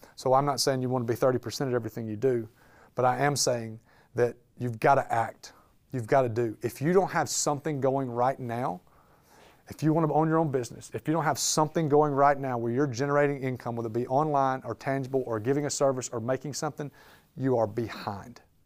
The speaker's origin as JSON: {"language": "English", "town": "Birmingham", "region": "Alabama", "country": "United States", "tie": "born or raised there", "moved": "as an adult", "lives_now": "Birmingham, United States", "said": "I was born and raised in Birmingham, Alabama"}